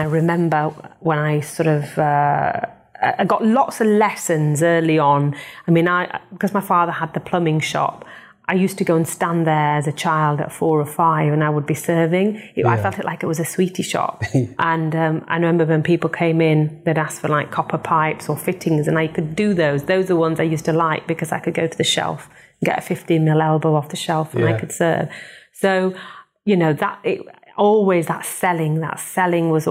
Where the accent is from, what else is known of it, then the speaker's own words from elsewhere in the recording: Bradford, Yorkshire and the Humber, United Kingdom; I was born in Bradford